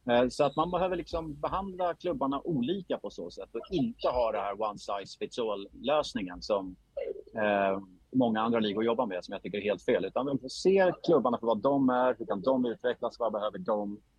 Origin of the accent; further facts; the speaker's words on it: Gotland, Sweden; born there; moved away; Jag flyttade till Stockholm 1983. Eh, jag är född på Gotland eh, men hamnade i Stockholm eh, med min mamma.